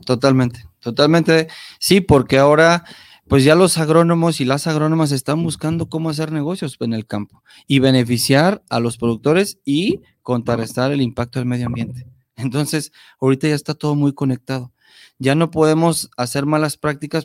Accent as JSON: {"language": "Spanish", "country": "Mexico", "said": "como mexicanos"}